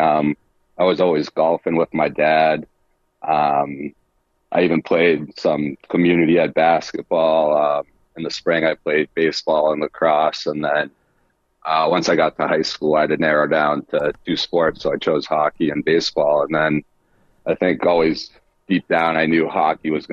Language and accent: English; Acton, Massachusetts, United States; I'm from Acton, Massachusetts, a small suburb, probably 45 minutes or so west of Boston. Yeah, moved there at a pretty young age